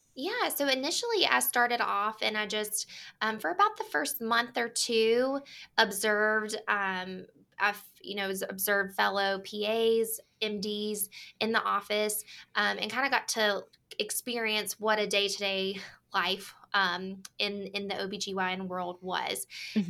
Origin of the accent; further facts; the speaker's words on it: North Carolina, United States; I am from North Carolina